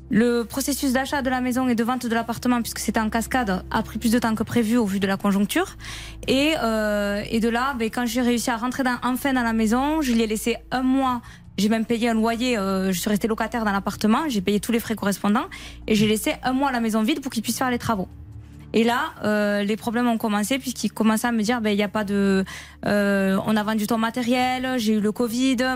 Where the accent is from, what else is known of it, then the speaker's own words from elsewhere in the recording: Mazamet, Occitania, France; je suis de Mazamé